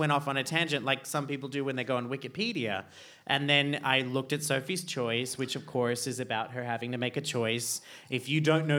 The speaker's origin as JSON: {"language": "English", "country": "Australia", "tie": "born or raised there", "moved": "yes", "lives_now": "Iceland", "said": "growing up in Australia"}